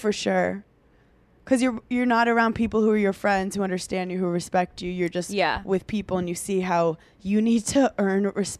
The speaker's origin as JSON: {"language": "English", "town": "Brooklyn", "region": "New York", "country": "United States", "tie": "born or raised there", "said": "I'm from Brooklyn. That's like where basketball originated. But like my grandpa used to coach basketball in schools in Brooklyn. So anyway, I was born around it."}